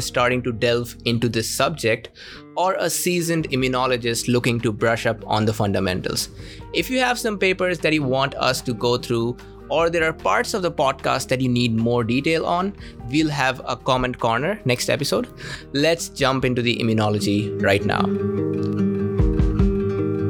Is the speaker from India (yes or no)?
yes; India; As an Indian